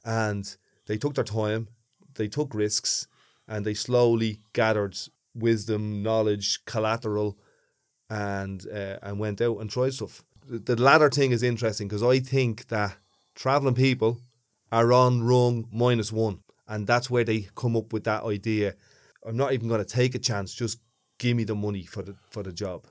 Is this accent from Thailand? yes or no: no; Dublin, Leinster, Ireland; accent: big thick Dublin